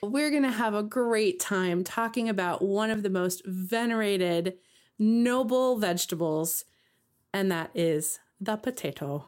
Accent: West Coast, United States; moved away; also born or lived in Midwest; I grew up knowing on the West Coast and even living in the Midwest.

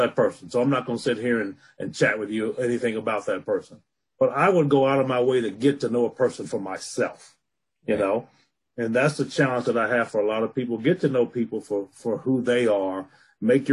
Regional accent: Alabama, United States; now in Colorado, United States; I was born and raised in Alabama, but I live in Colorado now

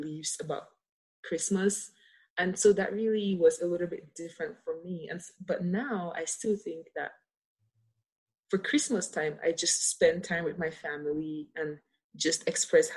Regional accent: Cameroon; moved away as an adult; now in United States; growing up in Cameroon

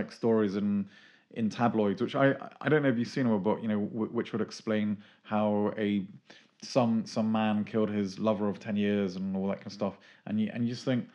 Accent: Tunbridge Wells, South East England, United Kingdom; I'm from Tunbridge Wells, rural Tunbridge Wells originally

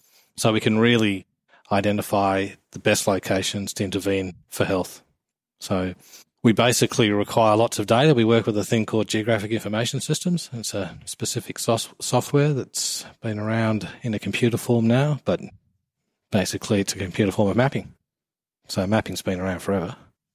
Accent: England, United Kingdom; now in Australia; I'm actually English

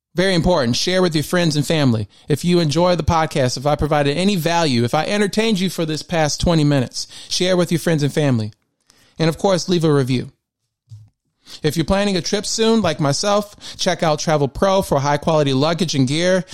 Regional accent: Michigan, United States; I was born and raised in Michigan

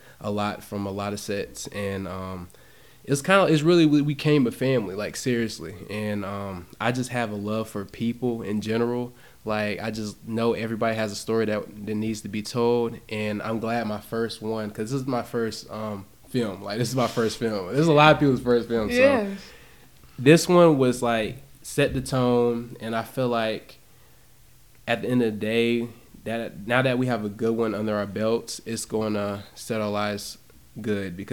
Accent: North Carolina, United States; I'm from North Carolina

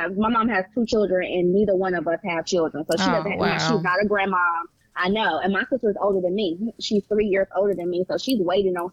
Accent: Chicago, Illinois, United States; now in Virginia, United States; I am from Chicago

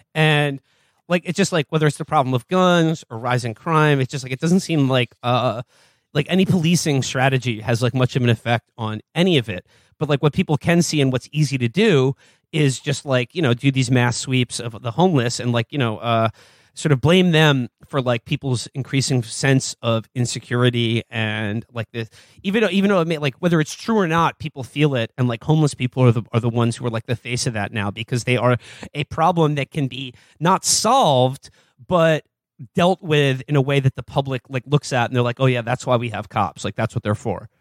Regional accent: New York, United States; I grew up in Giuliani's New York as well. I took the subway every day

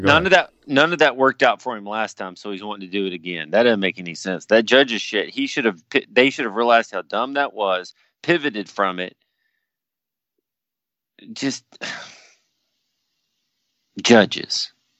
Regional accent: the South, United States; I love the South. I'm from the South. I've never lived outside of the South. I'm Southern, so to speak.

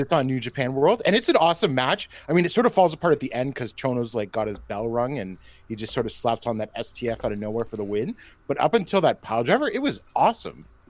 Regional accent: Canada; I say this as a Canadian

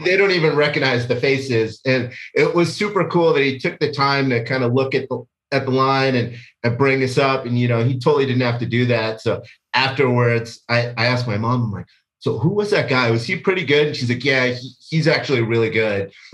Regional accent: California, United States; also born or lived in Washington, D.C.; I was born in Washington, D C, and, but we moved to California when I was two

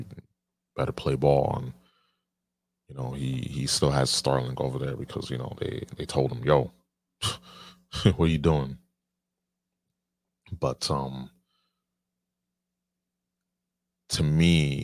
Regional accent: United States; I'm an American. I was born here, born and raised in America.

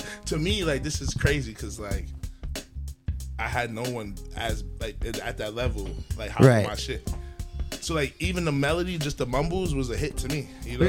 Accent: Nigeria; Like, my dad was, like, I'm Nigerian, so my dad always was dancing

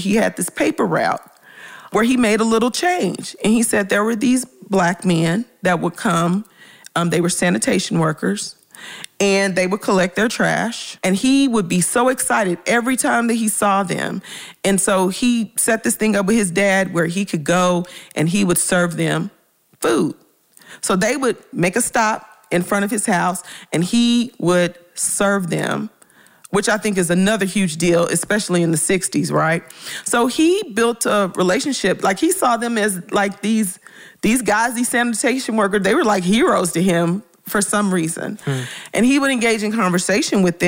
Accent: Memphis, Tennessee, United States; moved away; I'm originally from Memphis

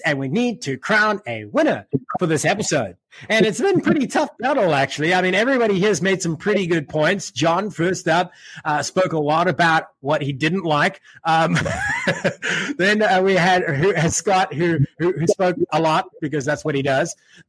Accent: South Africa; first language English; That's because I'm South African as well, but my accent is so blended now, right? And that's because I'm first language English.

